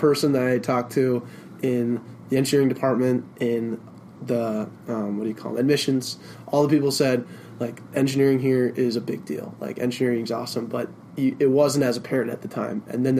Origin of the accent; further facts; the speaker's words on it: Denver, Colorado, United States; moved away as an adult; I'm from Denver